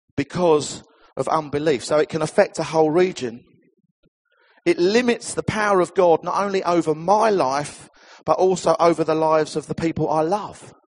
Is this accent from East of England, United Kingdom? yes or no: yes; Essex, East of England, United Kingdom; I come from Essex.